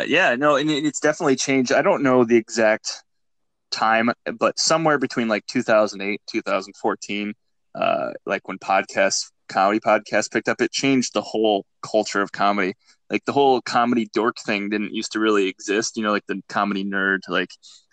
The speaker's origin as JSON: {"language": "English", "region": "Iowa", "country": "United States", "tie": "born or raised there", "said": "growing up in Iowa, you know, and just smaller town"}